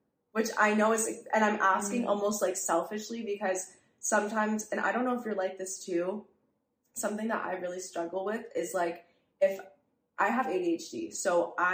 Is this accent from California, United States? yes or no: no; New York City, New York, United States; born or raised there